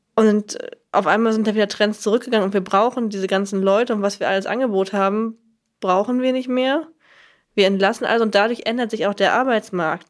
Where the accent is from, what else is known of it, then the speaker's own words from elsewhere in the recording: Lower Saxony, Germany; ich komme aus Niedersachsen, in einem Kaff in Niedersachsen